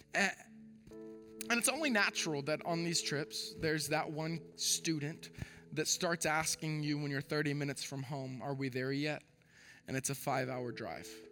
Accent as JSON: {"language": "English", "region": "Texas", "country": "United States", "tie": "born or raised there", "moved": "as an adult", "said": "born and raised in Texas"}